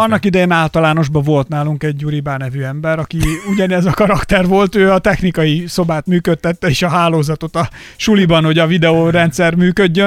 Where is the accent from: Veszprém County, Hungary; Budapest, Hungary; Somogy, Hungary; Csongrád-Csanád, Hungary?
Somogy, Hungary; én Somogyból származom, és nálunk mindig volt például búcsú idején a faluban kövér, sovány foci